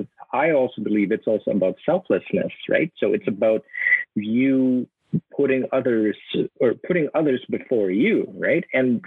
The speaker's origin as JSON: {"language": "English", "country": "Philippines", "said": "I think the meaning of being Filipino is not about yourself. It's about putting others first before you, right? And when you do that, you know, that, I think that's who we are as a people"}